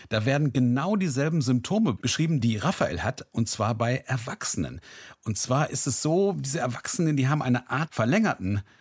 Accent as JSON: {"language": "German", "town": "Recklinghausen", "region": "North Rhine-Westphalia", "country": "Germany", "tie": "born or raised there", "said": "meine Heimatstadt ist Recklinghausen."}